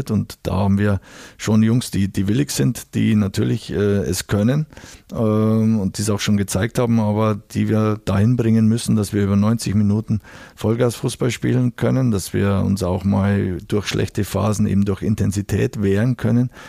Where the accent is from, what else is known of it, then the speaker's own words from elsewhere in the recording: Bavaria, Germany; ich bin aus Bayern und aus der Region und äh, kenne den Club natürlich schon, schon aus meiner Kindheit